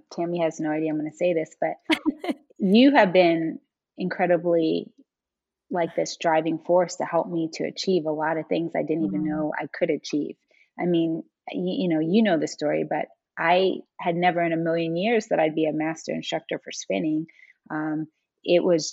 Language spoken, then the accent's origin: English; New York City, New York, United States; born and raised in New York City